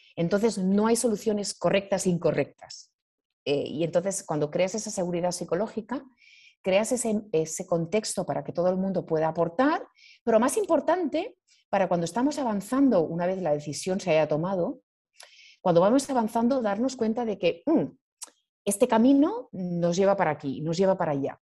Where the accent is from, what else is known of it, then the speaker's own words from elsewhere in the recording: Spain; moved away as an adult; also born or lived in Asia; yo soy, soy española